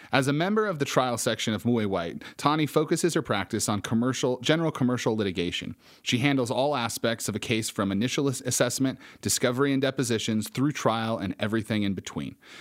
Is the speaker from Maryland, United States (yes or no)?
no; Casper, Wyoming, United States; I grew up in Casper, Wyoming